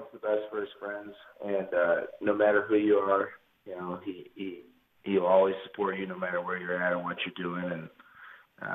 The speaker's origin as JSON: {"language": "English", "area": "about an hour west of Chicago", "region": "Illinois", "country": "United States", "said": "I'm from Illinois, about an hour west of Chicago."}